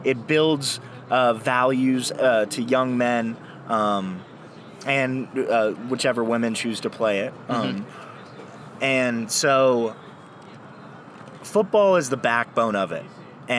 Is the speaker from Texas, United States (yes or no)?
yes; Texas, United States; Whataburger is emblazoned into my soul as a Texan.